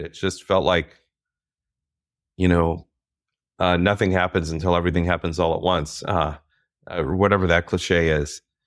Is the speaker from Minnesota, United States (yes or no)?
yes; Minnesota, United States; growing up in Minnesota